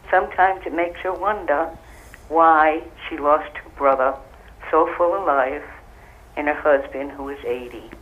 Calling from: Rhode Island, United States; I'm from Rhode Island.

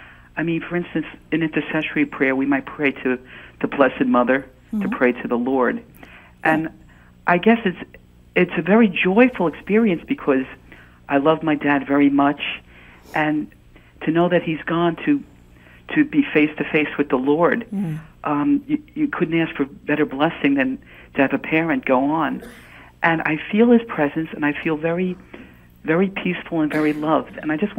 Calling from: Palisades Park, New Jersey, United States; I'm calling from Palisades Park, New Jersey.

